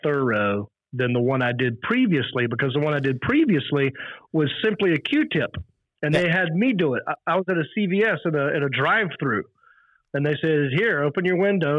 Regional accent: Mountain View, California, United States; it's urgent care in Mountain View. So I get recognized in my hometown quite a bit

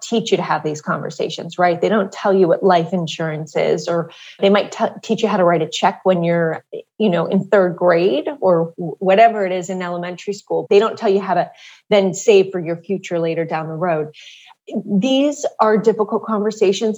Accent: Southern California, United States; I grew up in Southern California

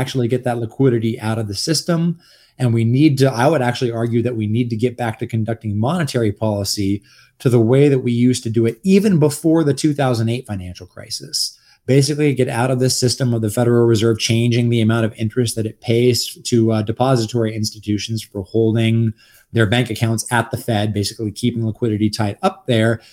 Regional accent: Los Angeles, California, United States; now in Texas, United States; I'm actually a Los Angelino originally. So I'm, like, a fake Texan

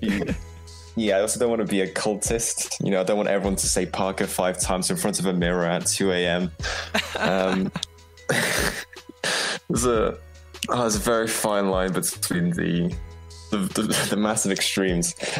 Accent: Poland; now in England, United Kingdom; I'm originally from Poland

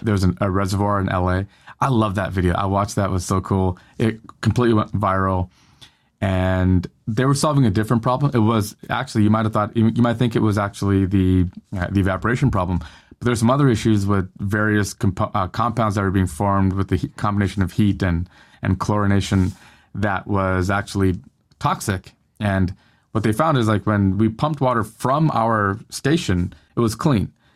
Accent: Northern California, United States; now in Southern California, United States; I live in Southern California now, but I grew up in Northern California

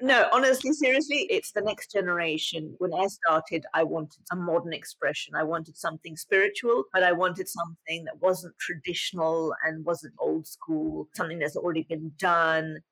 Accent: England, United Kingdom; moved away as an adult; also born or lived in London; now in United States; And in England at that time, there was such a movement towards the Muslim youth in England

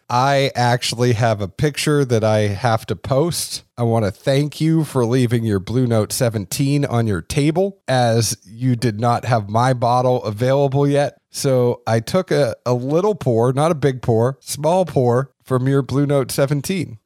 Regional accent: Boston, Massachusetts, United States; I am the guy from Boston

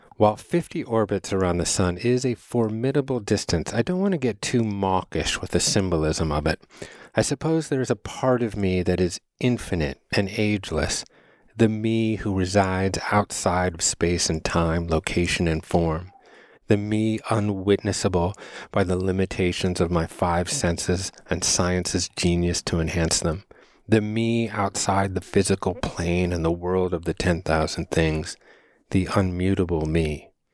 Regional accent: Chicago, Illinois, United States; I was born on Thanksgiving Day in nineteen seventy at the University of Chicago's Lying In Hospital

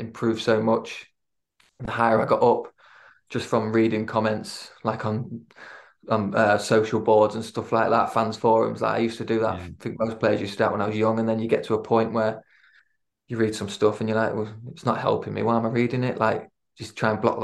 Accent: Lincoln, East Midlands, United Kingdom; born or raised there; moved away; also born or lived in Swansea

